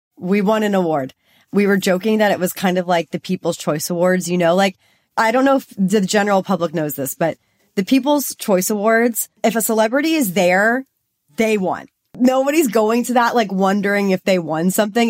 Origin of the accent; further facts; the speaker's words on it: Texas, United States; now in Los Angeles, United States; I'm from Texas